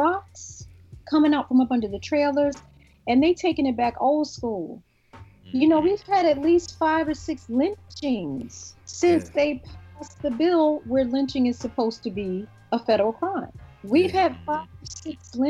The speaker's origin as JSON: {"language": "English", "town": "Newark", "region": "New Jersey", "country": "United States", "said": "I'm from Newark, New Jersey."}